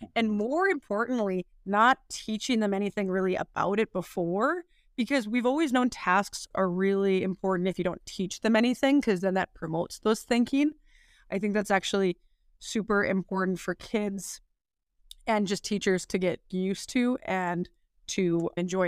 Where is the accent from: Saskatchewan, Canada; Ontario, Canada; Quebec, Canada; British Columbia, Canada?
Saskatchewan, Canada; Weyburn; I was born and raised in Weyburn, uh, Saskatchewan